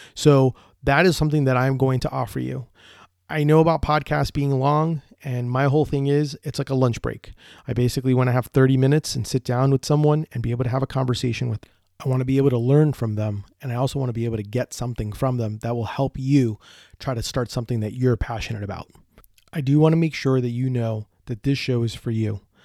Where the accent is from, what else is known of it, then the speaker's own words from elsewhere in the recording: Orlando, Florida, United States; I'm from Orlando, Florida, and I own Deli Fresh Threads.